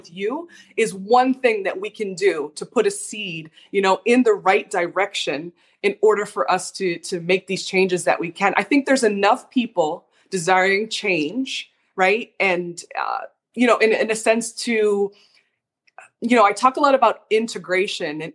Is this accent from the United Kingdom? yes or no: no; Canada; I'm from Canada